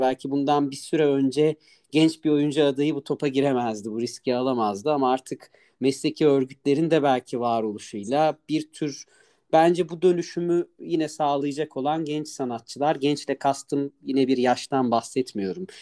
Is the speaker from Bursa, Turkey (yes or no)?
no; Ankara, Turkey